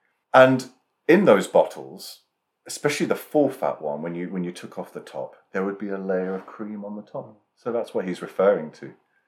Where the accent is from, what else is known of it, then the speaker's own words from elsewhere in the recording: United Kingdom; we are British, so class is going to be mentioned a lot in this.